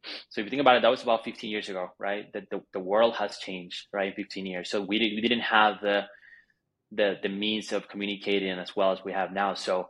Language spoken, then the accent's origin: English; Bogotá, Colombia; moved away; also born or lived in Argentina; I'm Colombian. I was born in Bogota, Colombia.